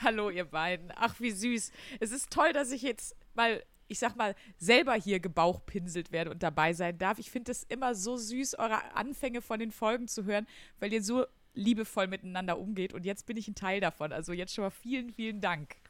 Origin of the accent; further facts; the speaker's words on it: Wuppertal, North Rhine-Westphalia, Germany; accent: Ruhrgebiet; also born or lived in Wesel; ich bin äh, in Wesel geboren im Krankenhaus. Okay. Ähm, genau. Und dann bin ich sogar aufgewachsen in Wuppertal